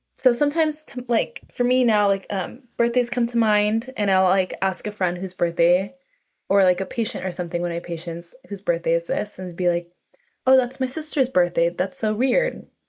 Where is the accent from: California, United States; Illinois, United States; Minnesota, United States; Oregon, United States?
California, United States; North San Francisco Bay Area; moved away as an adult; now in New York City, United States; I grew up in California, in North San Francisco Bay Area